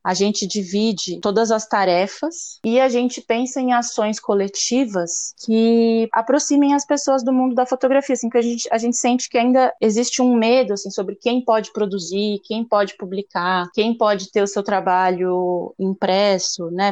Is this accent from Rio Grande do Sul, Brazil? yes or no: no; São Paulo, Brazil; eu sou de São Paulo